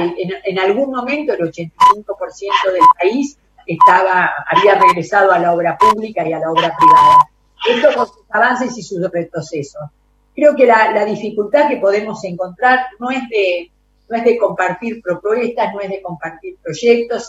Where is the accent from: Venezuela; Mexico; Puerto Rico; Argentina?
Argentina; como Argentina y como argentinos